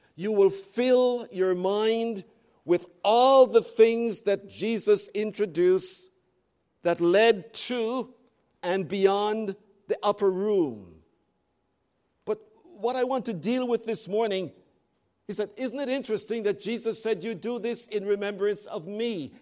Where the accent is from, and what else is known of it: Canada